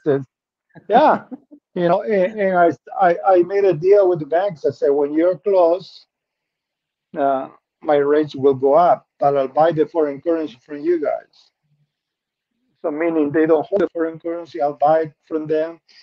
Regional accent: Peru; English is a second language; moved away as an adult; I'm originally from Peru

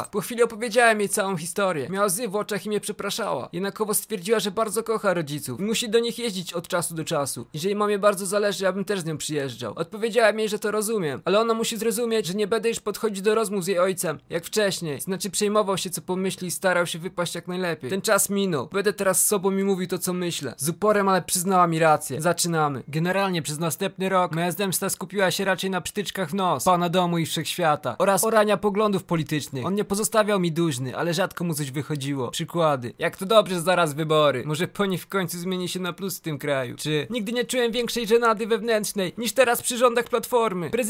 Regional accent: Opole Voivodeship, Poland; Pochodzę z Opolskiego, ale chuj, widocznie miał wyjebane, jak opowiadałem.

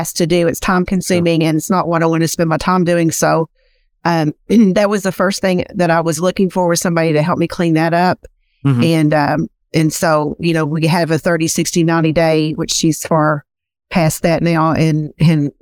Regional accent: Eastern Kentucky, United States; accent: Southern drawl; I am from Eastern Kentucky, so I have a very Southern drawl. It's not as bad as it was, but it's still there

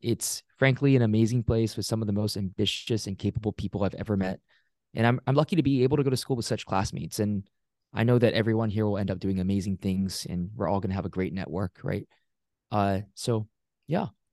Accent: Singapore; also born or lived in Pittsburgh area, Pennsylvania, United States; now in United States; I grew up in Singapore, immigrated to a small town outside of Pittsburgh, Pennsylvania in the U S in two thousand six

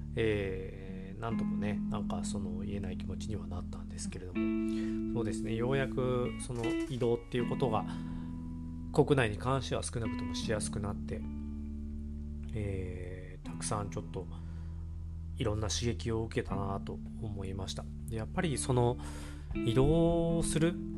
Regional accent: Kyoto, Japan; moved away; 私あの京都出身でして

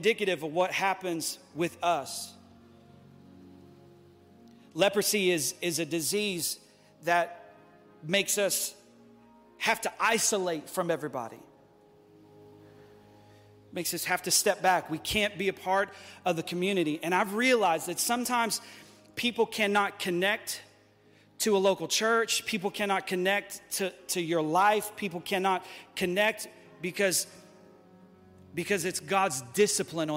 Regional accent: United States; as American Christians

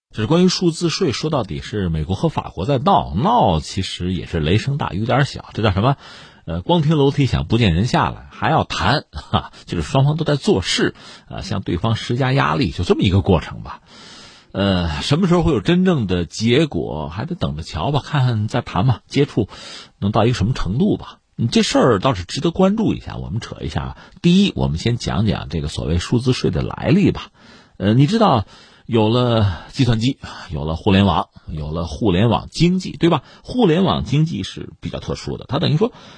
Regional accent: Tangshan, Hebei, China; 我就是唐山人

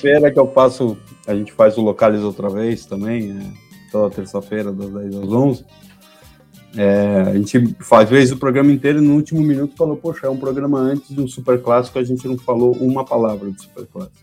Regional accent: Argentina; now in Brazil; como torcedor do Boca e como argentino

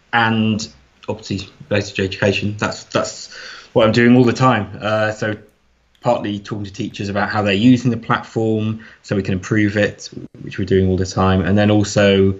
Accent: Lake District, North West England, United Kingdom; I'm from the Lake District, so I went back there

